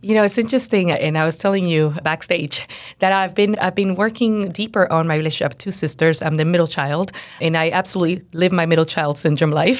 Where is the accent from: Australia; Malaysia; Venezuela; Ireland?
Venezuela; moved away; I was born and raised in Venezuela, so I grew up in Venezuela, and my parents are missionary, were missionaries.